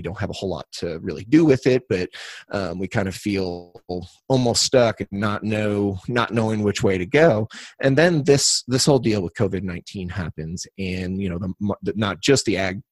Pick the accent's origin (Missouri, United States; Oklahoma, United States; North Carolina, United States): Missouri, United States; Cuba; also born or lived in St. Louis, Missouri; I was raised right here in Cuba, or outside of Cuba